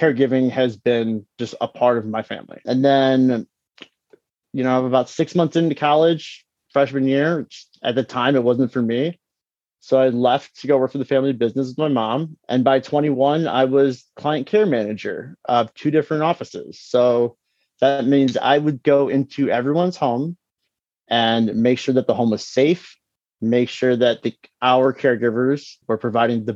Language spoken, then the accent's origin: English; Detroit, Michigan, United States; When I graduated high school, it was in 08, and you know, I'm from Detroit